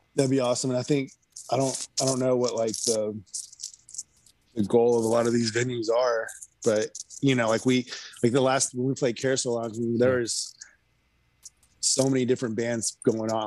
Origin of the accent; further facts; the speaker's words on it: Houston, Texas, United States; also born or lived in California; now in Austin, United States; I grew up in Houston and then I moved to California. And then when I, I moved from California to here in like late 2017.